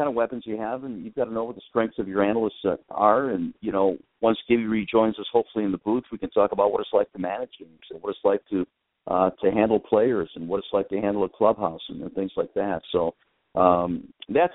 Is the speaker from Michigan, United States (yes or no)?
yes; Detroit, Michigan, United States; I'm a Tigers fan. I grew up in Detroit